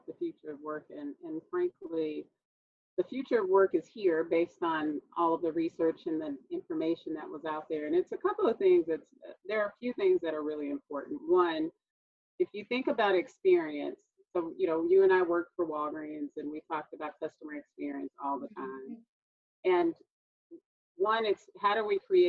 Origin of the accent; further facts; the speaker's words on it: Texas, United States; I'm a native Texan, also known as a Southerner